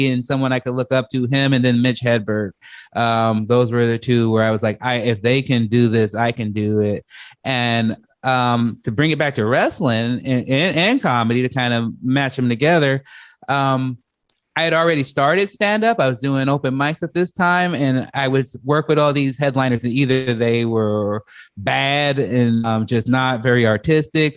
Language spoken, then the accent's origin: English; Chicago, Illinois, United States; growing up in Chicago, you see people like Bernie Mac very early